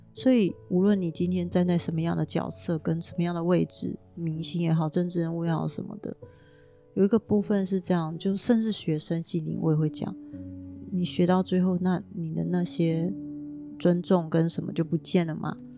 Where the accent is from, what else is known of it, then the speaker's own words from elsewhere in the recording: Taiwan; 我生在台湾